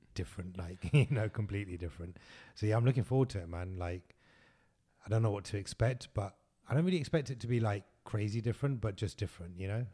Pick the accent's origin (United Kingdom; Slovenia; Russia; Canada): United Kingdom; London; moved away; growing up in London, it's always been like